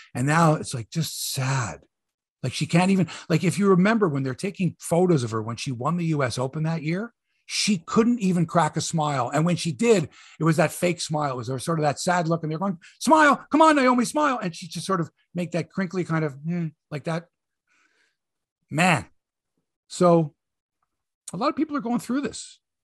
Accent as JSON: {"language": "English", "country": "Canada", "said": "I'm from Canada here"}